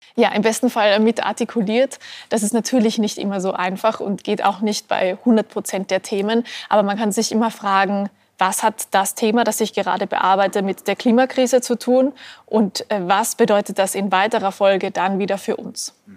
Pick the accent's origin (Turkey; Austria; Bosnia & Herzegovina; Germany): Austria; als Österreicherin